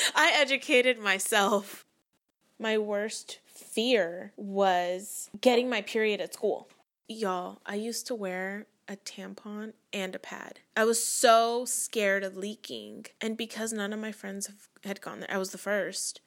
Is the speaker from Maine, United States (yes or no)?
no; Vacaville, California, United States; I'm from Vacaville, California.